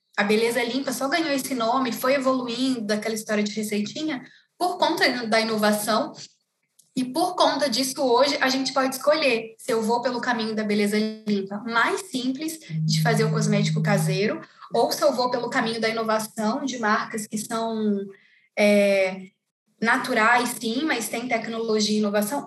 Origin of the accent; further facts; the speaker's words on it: interior of Rio de Janeiro state, Brazil; moved away as an adult; now in São Paulo, Brazil; lá no interior do Rio, né, de onde eu sou. E eu me mudei para São Paulo há 11 anos